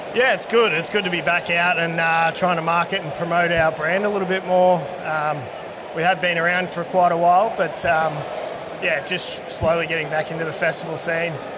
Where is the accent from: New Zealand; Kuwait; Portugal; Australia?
Australia; near Swan Hill, Kerang, northern Victoria; I come from up up north country, a lot of lager drinkers there.